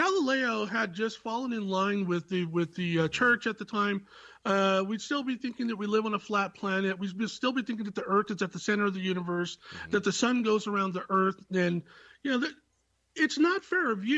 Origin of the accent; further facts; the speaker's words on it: Silicon Valley, California, United States; I was born in the Silicon Valley